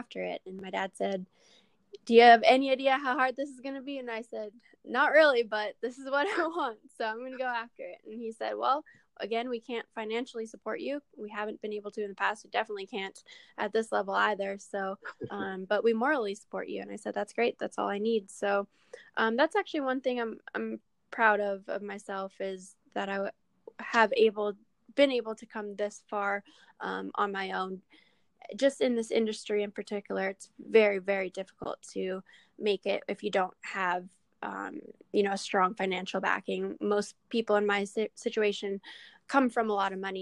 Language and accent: English; Canada; I'm a Canadian in an American sport